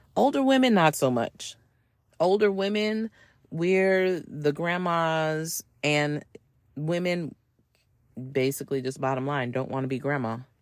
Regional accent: United States; I'm American

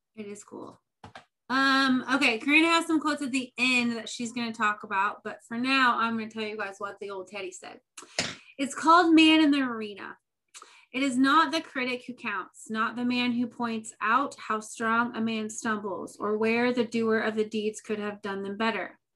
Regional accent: Indiana, United States; We're both from Indiana

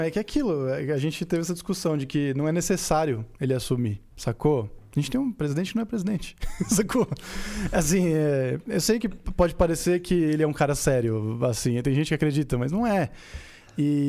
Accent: Osasco, São Paulo, Brazil; Eu sou de Osasco. Eu cresci na Vila Holanda

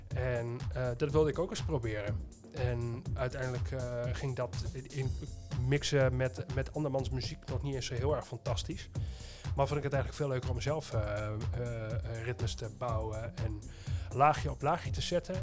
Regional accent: Twente, Overijssel, Netherlands; moved away; waar ik vandaan kom, is inderdaad Twente

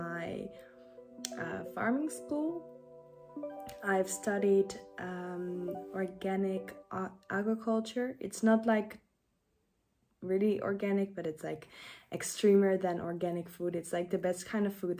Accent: Netherlands; English is a second language; I don't know all the English terms, since I'm from the Netherlands

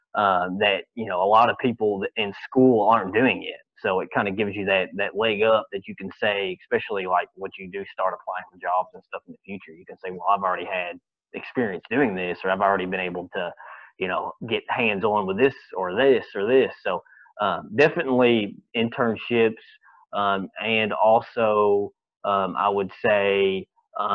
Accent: Kentucky, United States; growing up in Kentucky

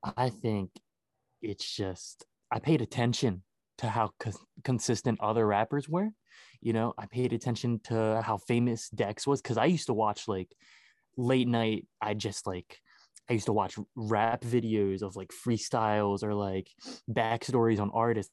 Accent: Baltimore, Maryland, United States; I'm from Baltimore, Maryland.

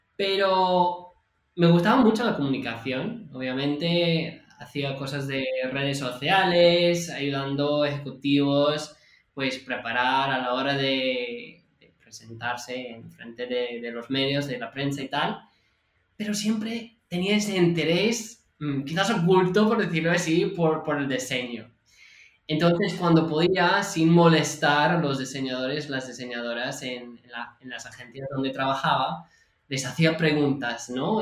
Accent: California, United States; Spanish is a second language; moved away as an adult; now in Barcelona, Spain; yo soy de California

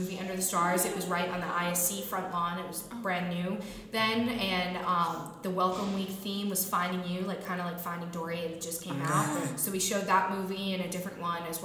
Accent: Pepperell, Massachusetts, United States; I'm from Pepperell, Mass, and I went to North Middlesex Regional High School

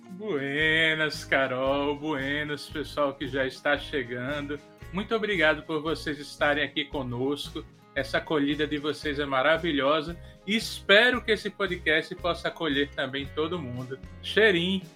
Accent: Northeast Region, Brazil

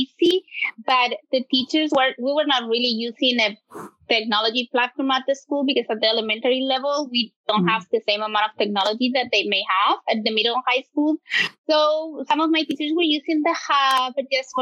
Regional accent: Spain; moved away as an adult; now in Houston, United States; I'm originally from Spain, so I didn't graduate from HISD

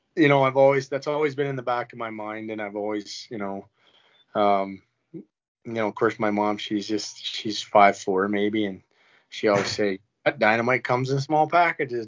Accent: Brock, Saskatchewan, Canada; moved away; also born or lived in Rosetown, Saskatchewan; we're from Brock

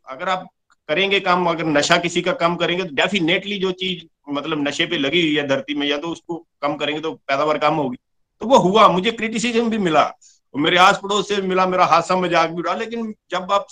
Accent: Pathankot, Punjab, India; और मैं पठानकोट जुग्याल का रहने वाला हूँ पेशे से मैं किसान हूँ

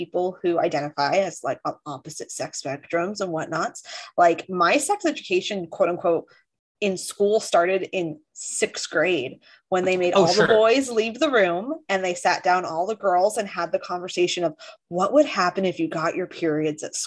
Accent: Orange County, California, United States; growing up in Orange County

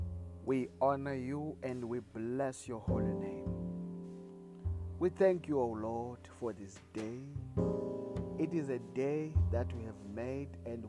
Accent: South Africa; I come all the way from South Africa

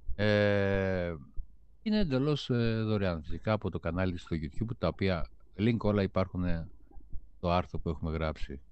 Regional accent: Greece; ως Έλληνες

